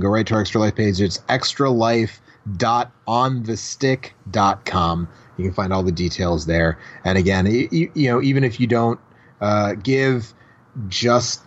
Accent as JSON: {"language": "English", "town": "Milwaukee", "region": "Wisconsin", "country": "United States", "tie": "born or raised there", "said": "my hometown of Milwaukee, Wisconsin"}